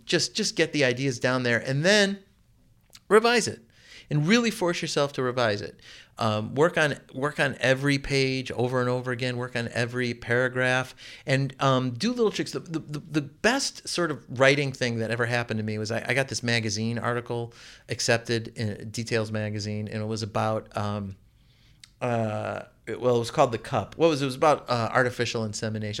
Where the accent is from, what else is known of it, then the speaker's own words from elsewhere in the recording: Chicago, Illinois, United States; also born or lived in Baltimore; now in Oregon, Illinois, United States; I grew up in the suburbs of Chicago. I was born in Chicago and I lived in Baltimore.